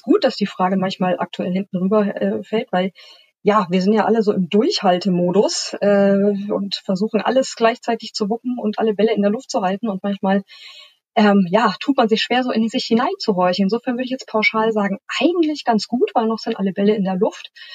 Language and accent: German; a small town west of Munich, Bavaria, Germany; moved away as an adult; now in Hamburg, Germany; in Bayern geboren, in einer kleinen Stadt westlich von München aufgewachsen